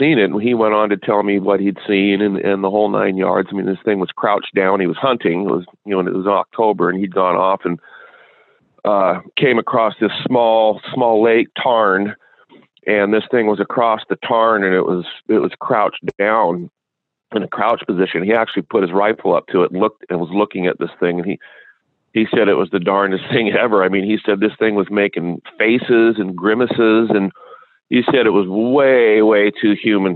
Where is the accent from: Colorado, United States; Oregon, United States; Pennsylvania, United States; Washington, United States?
Washington, United States; Wenatchee; I grew up in Washington State here